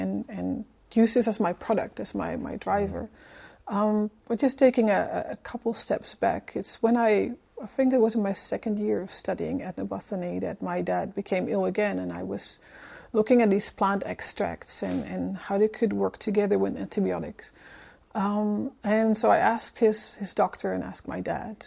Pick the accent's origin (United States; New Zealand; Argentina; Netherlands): Netherlands; accent: Dutch; moved away; I'm originally from the Netherlands